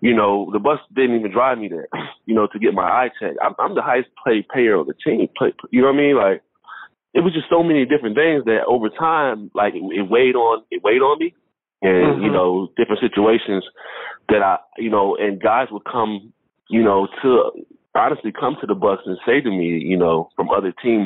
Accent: Florida, United States; I come from Florida where it's a melting pot

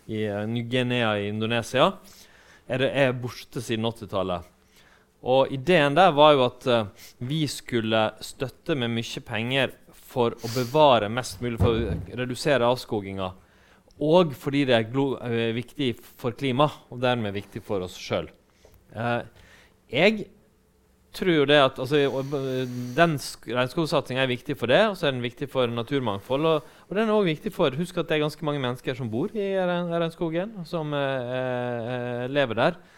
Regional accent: Western Norway, Norway; Og når jeg er fra Vestlandet, da, og ikke fra Østfold.

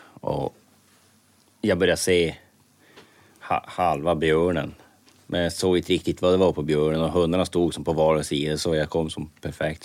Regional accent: Norrbotten County, Sweden; hemma i Norrbotten

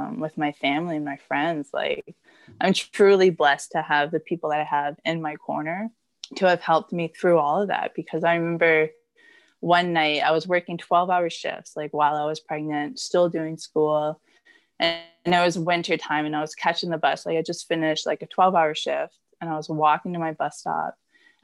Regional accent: Blind River, Ontario, Canada; moved away as an adult; now in Barrie, Canada; I come from Blind River

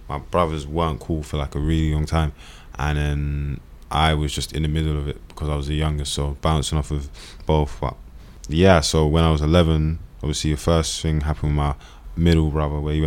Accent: London, United Kingdom; also born or lived in Brixton / Streatham; I was born in South London. My mum. You know, heritage is from Nigeria

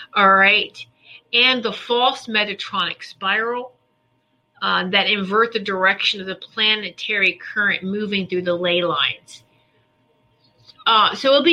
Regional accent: the South, United States; I'm from the South.

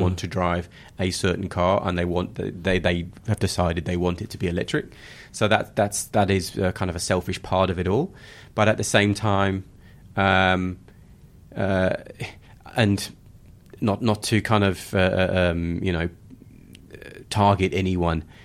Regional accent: United Kingdom; moved away as an adult; also born or lived in Johannesburg, South Africa; now in Sydney, Australia; Being British

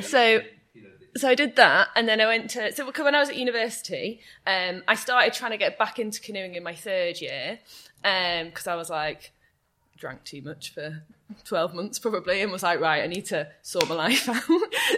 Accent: Chester, North West England, United Kingdom; moved away as an adult; now in Bath, United Kingdom; I love Chester and it's my hometown. It's where I've lived all my life except for when I went to university

